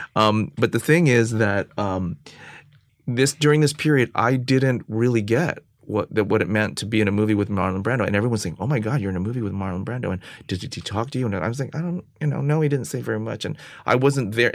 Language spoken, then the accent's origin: English; San Francisco, California, United States; moved away as an adult; also born or lived in Los Angeles / New York; I'm from San Francisco